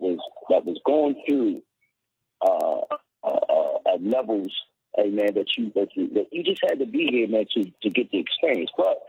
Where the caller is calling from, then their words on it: Detroit, Michigan, United States; I'm actually calling from Detroit, man.